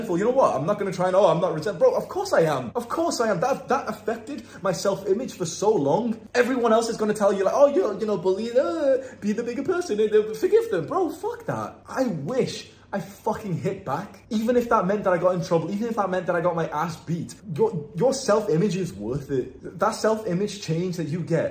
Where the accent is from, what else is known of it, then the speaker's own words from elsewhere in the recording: Warrington, North West England, United Kingdom; moved away as an adult; every now and then I come back to my hometown in Warrington